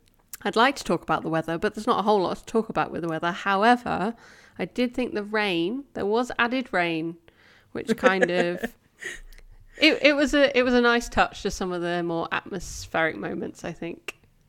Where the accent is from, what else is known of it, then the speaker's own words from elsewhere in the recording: United Kingdom; I'm quintessentially British. I do like to talk about the weather.